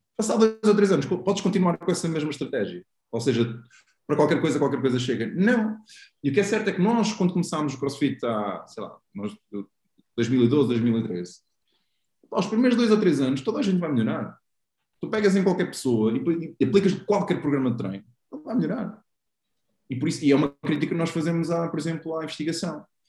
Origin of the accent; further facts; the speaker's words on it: Aveiro, Centro, Portugal; joguei no Beira-Mar também, sou da Aveiro.